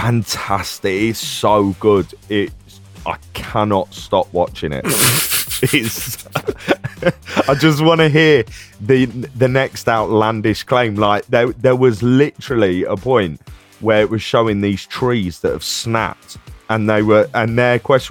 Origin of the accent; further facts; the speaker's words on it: North West England, United Kingdom; accent: Scouse; Now, I'm not having a go at the Scouse accent here. Right. I know my accent is what it is.